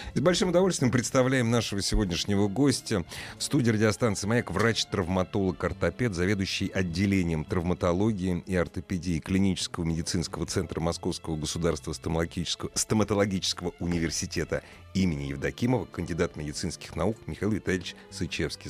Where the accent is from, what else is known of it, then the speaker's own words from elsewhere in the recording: Moscow, Russia; Мы, москвичи